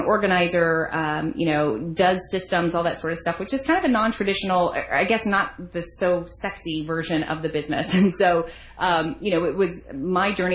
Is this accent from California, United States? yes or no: no; Arizona, United States; moved away as an adult; now in Florida, United States; I was raised in Arizona amongst a family of eight